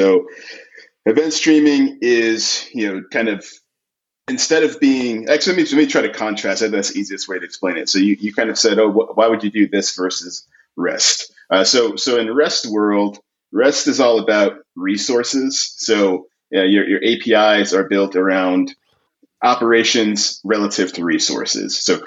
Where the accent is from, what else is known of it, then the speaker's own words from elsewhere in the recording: New York City, New York, United States; I grew up in Queens, New York